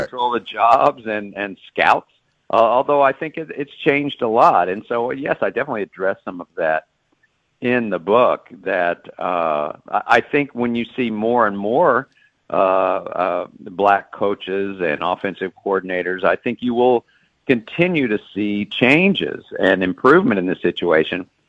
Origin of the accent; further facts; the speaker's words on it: Dallas, Texas, United States; now in Baltimore, United States; I am a Texan born and raised in Dallas